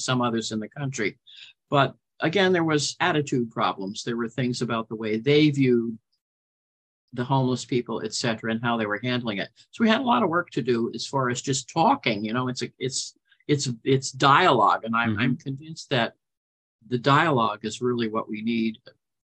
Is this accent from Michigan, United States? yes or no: no; New York, United States; also born or lived in New Jersey; now in Morro Bay, United States; I'm originally from New York. I lived in the city for a long period of time. I was raised partly in Long Island and New Jersey.